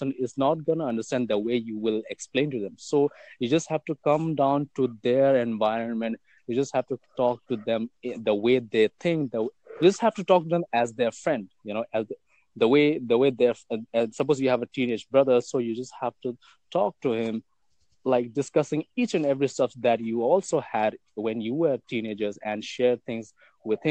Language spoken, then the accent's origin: English; India; I'm from India